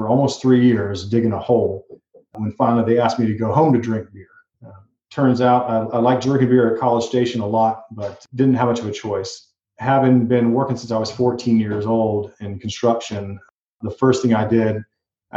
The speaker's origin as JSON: {"language": "English", "region": "East Coast", "country": "United States", "tie": "born or raised there", "also_born_or_lived": "Seattle", "moved": "as an adult", "said": "I grew up on the East Coast"}